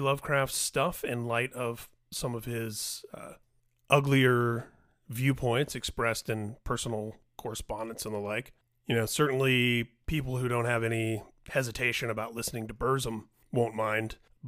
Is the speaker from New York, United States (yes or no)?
no; Indianapolis, Indiana, United States; from my hometown of Indianapolis, Indiana